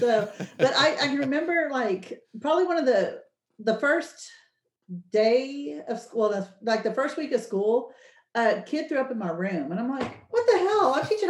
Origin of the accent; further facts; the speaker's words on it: Fort Bend County, Texas, United States; now in Katy, United States; I'm not from here. I'm from Fort Bend County though. You know, right down the road.